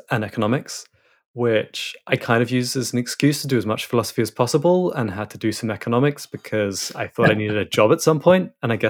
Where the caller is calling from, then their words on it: Biarritz, Nouvelle-Aquitaine, France; So I'm currently in Biarritz in France, which may not be a place many people know, but I'm being a digital nomad for a bit. So I'm normally based in London, but currently on the west coast of France, just north of Spain.